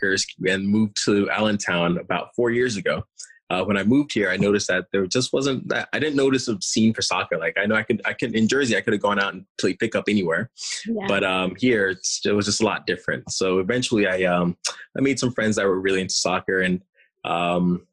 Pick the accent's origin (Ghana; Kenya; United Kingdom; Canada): Ghana; now in Lehigh Valley, United States; I'm originally from Ghana, West Africa, which is like a huge soccer nation.